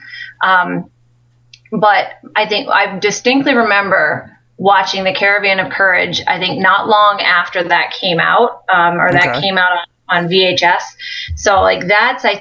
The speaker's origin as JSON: {"language": "English", "town": "Williamsport", "region": "Pennsylvania", "country": "United States", "also_born_or_lived": "Troy, Pennsylvania", "said": "I'm originally from Williamsport, Pennsylvania, but I now live in Troy"}